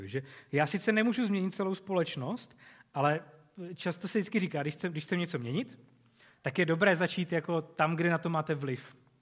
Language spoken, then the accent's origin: Czech; Czechia; jako Češi